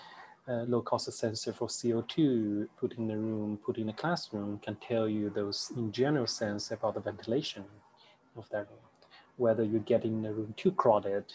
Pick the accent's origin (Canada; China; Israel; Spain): China; moved away as an adult; also born or lived in United States; I grew up in China